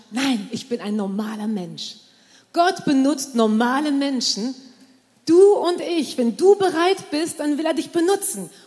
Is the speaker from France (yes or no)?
yes; France; also born or lived in Germany; Ich bin in Frankreich aufgewachsen äh, meine Eltern, ich bin in Deutschland geboren und meine Eltern sind nach Frankreich gezogen mit, äh, mit mir und meine zwei Brüdern, als ich äh, um, vier, um die vier Jahre alt war